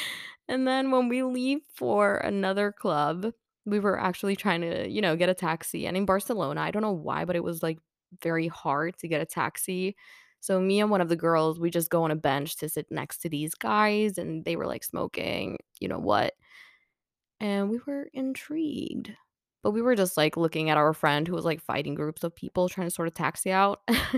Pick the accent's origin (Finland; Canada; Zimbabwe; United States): Finland; English is a second language; And, you know, we're like, yeah, we're from Finland. And he's like, right, yeah, makes sense. You know, everyone always thinks that us from Finland, we're like alcohol